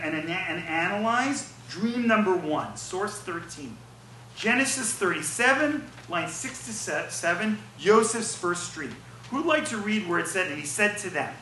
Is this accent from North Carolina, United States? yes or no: no; New York, United States; I'm from New York